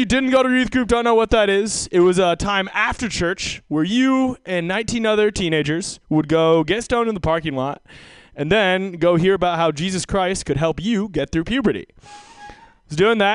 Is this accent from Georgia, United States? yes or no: no; Seattle, Washington, United States; moved away; I'm from Seattle originally